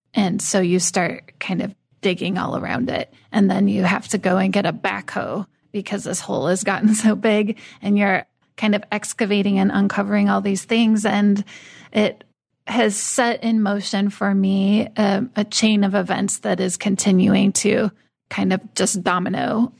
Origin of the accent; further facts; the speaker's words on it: United States; I'm a woman, I'm white, I'm American